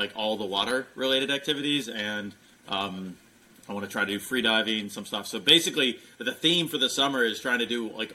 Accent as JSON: {"language": "English", "region": "Midwest", "country": "United States", "tie": "born or raised there", "moved": "yes", "lives_now": "Texas, United States", "said": "I grew up in the Midwest"}